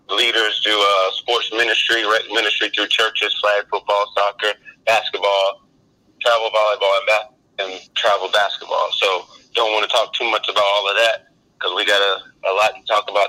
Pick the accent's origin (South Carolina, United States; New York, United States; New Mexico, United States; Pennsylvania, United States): South Carolina, United States; North Augusta; I'm from North Augusta, South Carolina.